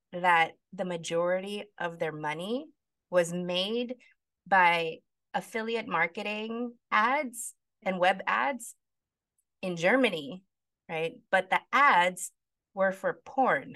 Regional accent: Philippines; talking as a Filipino

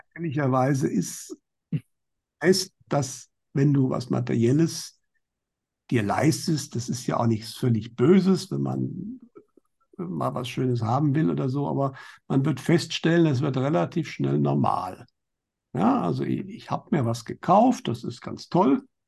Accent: Germany; bei uns in Deutschland

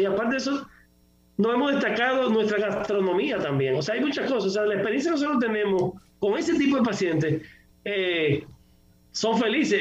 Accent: Dominican Republic

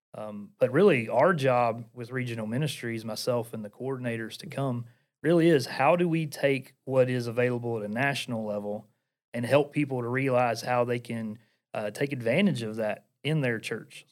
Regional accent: Portland, Tennessee, United States; accent: Appalachian; I am from Portland, Tennessee. Uh, for those of you who are listening, you probably can notice I have an Appalachian accent

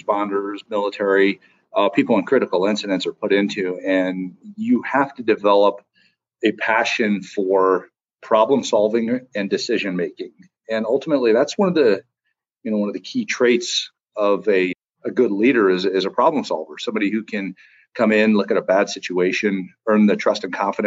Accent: Denver, Colorado, United States; I'm a hometown boy here

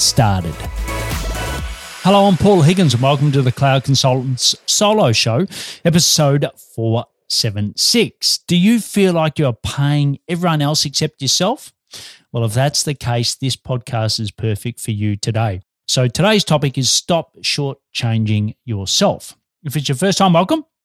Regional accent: Australia; I'm an Aussie working globally for Melbourne, Australia

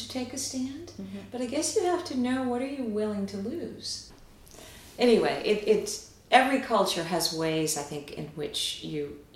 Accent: United States; also born or lived in Rio de Janeiro, Brazil; now in Washington, United States; as an American

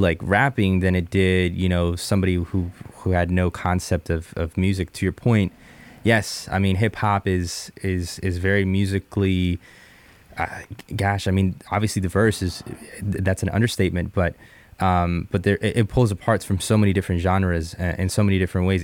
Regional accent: Jupiter, Florida, United States; also born or lived in Bogota, Colombia; now in Seattle, United States; I was born in Columbia, uh, moved to the States when I was seven years old

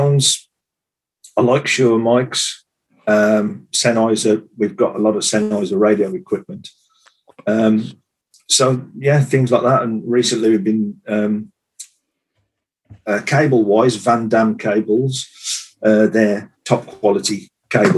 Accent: Cannock Chase, West Midlands, United Kingdom; moved away as an adult; now in Shropshire, United Kingdom; I'm from Cannock Chase area. I've been living in this area for like 30 years or so.

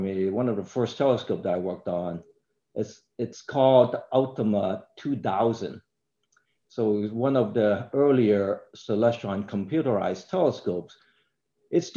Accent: Hong Kong; moved away; I grew up in Hong Kong

